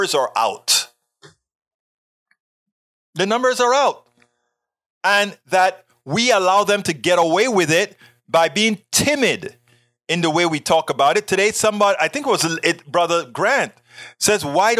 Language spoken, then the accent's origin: English; Panama; English is a second language; moved away; I am from Panama. I grew up homophobic, sexist